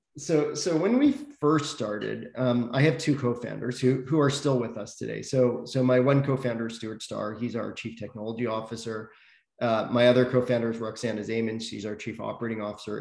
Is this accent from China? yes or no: no; Toronto, Ontario, Canada; also born or lived in South Africa; I grew up in Toronto. Was actually born uh, in South Africa, but didn't uh, live there for very long. Moved here as a, as a baby